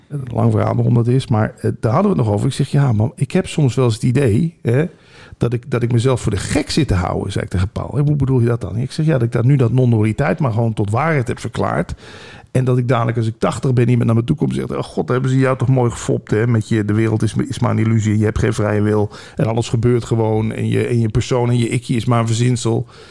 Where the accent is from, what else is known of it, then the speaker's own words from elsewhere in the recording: Limburg, Netherlands; moved away; geboren in Limburg